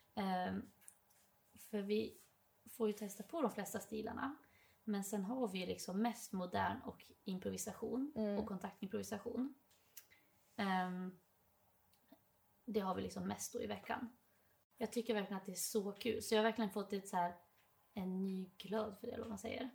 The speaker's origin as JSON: {"language": "Swedish", "region": "Dalarna County", "country": "Sweden", "accent": "dalmål", "moved": "as an adult", "lives_now": "Stockholm, Sweden", "said": "jag har så mycket dalmål"}